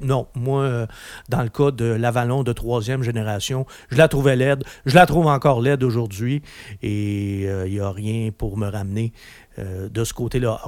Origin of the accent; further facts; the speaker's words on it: Quebec, Canada; chez nous, au Québec